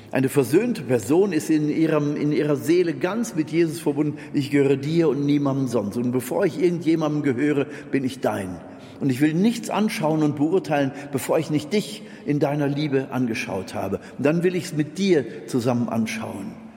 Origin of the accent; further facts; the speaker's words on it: Germany; ich als Deutscher